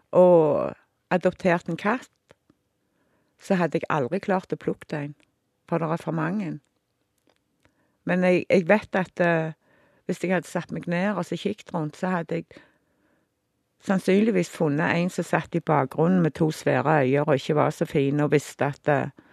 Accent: Stavanger, Rogaland, Norway; født og oppvokst i Stavanger

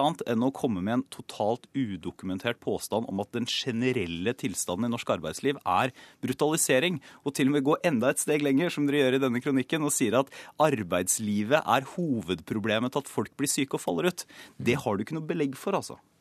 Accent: Porsgrunn, Telemark, Norway; jeg kommer fra Porsgrunn

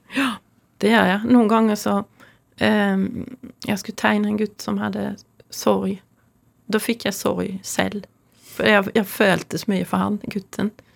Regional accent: near Louisiana art museum, ferry from Helsingborg, Skåne, Sweden; now in Norway; Jeg er oppvokst nær Luciana kunstmuseum, så jeg var ofte der fra jeg var 15 og fremover

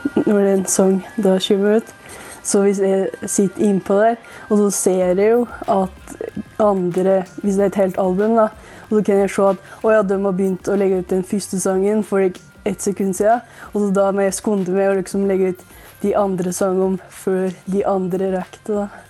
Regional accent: Hedalen, Innlandet, Norway; Jeg kommer fra Hedalen i Nord-Gudbrandsdalen

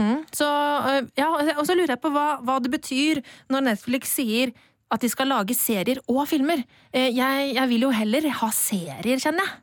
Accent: Bærums Verk, Akershus, Norway; så gikk vi på lekebutikken på Bærums Verk, der jeg er fra

